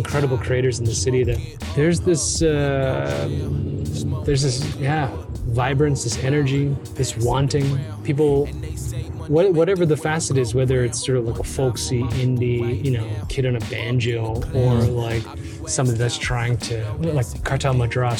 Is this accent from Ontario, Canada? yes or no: yes; Toronto, Ontario, Canada; as somebody from from Toronto, I'm Korean